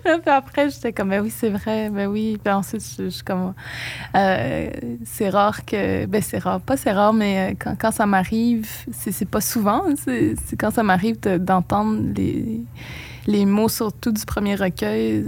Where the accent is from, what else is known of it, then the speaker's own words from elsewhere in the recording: Pessamit, Quebec, Canada; first language Innu; French is a second language; now in Montreal, Canada; ces premières années de ma vie où tout, absolument tout se passait en monde. Il n'y a que Pessamit